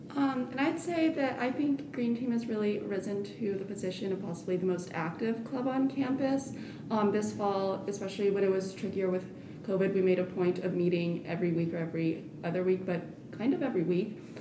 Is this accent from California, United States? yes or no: no; Hickory, North Carolina, United States; moved away; I'm a senior, and I'm from Hickory, North Carolina.